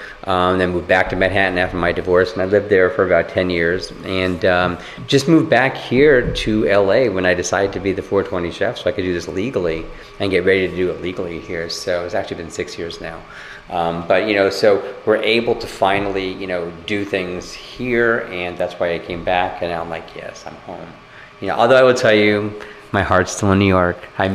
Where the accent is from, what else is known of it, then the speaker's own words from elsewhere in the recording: Japan; born there; Yeah, I was born in Japan, by the way.